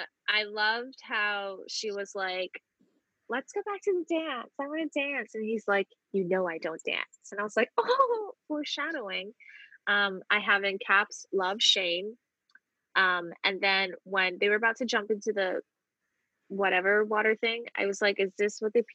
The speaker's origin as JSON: {"language": "English", "town": "New York City", "region": "New York", "country": "United States", "said": "being a New Yorker, but also being like an African child"}